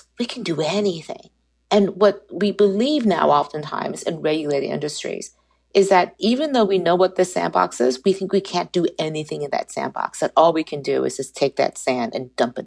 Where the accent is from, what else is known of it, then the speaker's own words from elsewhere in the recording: United States; being an American citizen